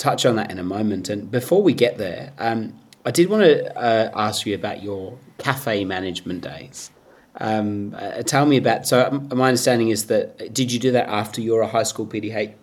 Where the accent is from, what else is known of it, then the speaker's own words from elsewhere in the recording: England, United Kingdom; now in Cronulla, Australia; I was born in the UK